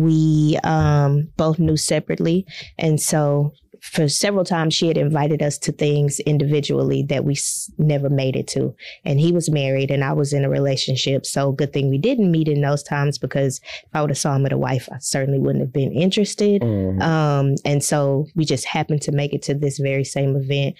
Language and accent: English; Galveston, Texas, United States; moved away as an adult; now in Houston, United States; I grew up in Galveston, came to U of H for school